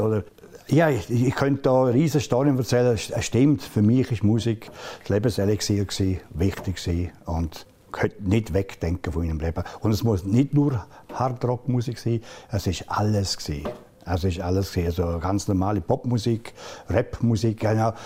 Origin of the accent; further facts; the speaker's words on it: Engadine, Graubünden, Switzerland; ich bin kein Bündner, das bin ein Engadin